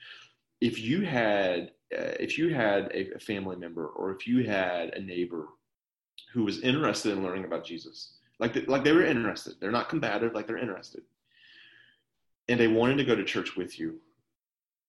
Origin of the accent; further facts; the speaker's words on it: Huntsville, Alabama, United States; moved away; I am from Huntsville, as I mentioned. I'm a 6th-generation Huntsvillian. We've been here a long time.